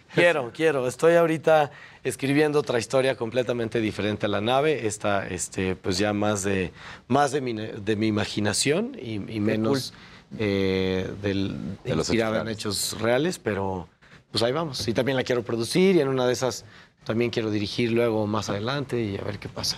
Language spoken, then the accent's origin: Spanish; Mexico; nosotros como mexicanos creativos